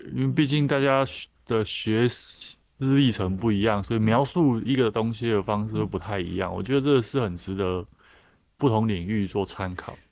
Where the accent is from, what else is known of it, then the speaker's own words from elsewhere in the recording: Taichung, Taiwan; 就住在那个台中的南区